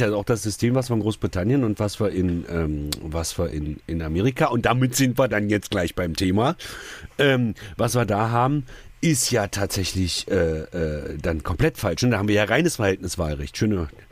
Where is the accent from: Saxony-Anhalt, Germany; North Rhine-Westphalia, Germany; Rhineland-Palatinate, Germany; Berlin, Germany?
Saxony-Anhalt, Germany; Magdeburg; Ich komme aus Magdeburg